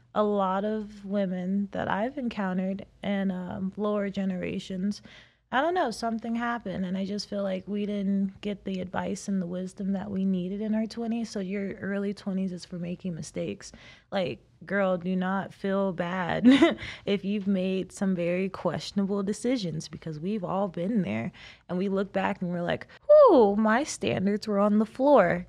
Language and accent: English; South Carolina, United States; moved away as an adult; now in Las Vegas, United States; I'm a girl from South Carolina